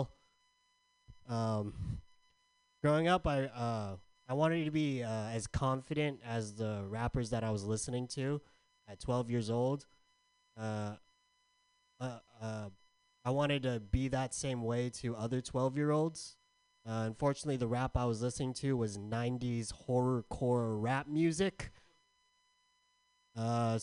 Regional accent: San Diego, California, United States; I'm from San Diego.

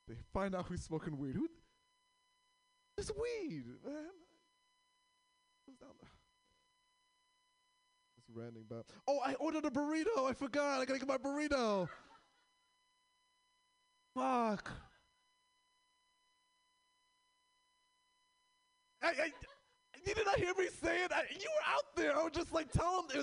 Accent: New York, United States; now in Portland, United States; I'm from New York

